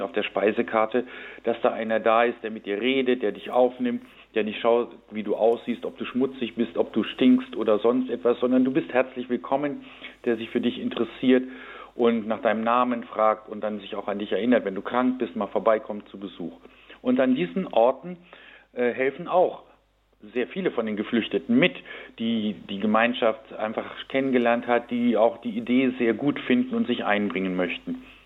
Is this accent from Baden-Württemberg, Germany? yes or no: no; Lower Saxony, Germany; ich bin aus meiner persönlichen Biografie direkt an der Grenze zur DDR aufgewachsen und habe in meinem Heimatort in Niedersachsen jeden Tag den Zaun gesehen